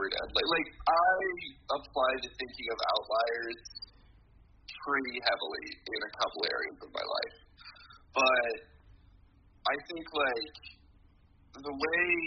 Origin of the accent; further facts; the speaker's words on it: Nebraska, United States; I'm from Nebraska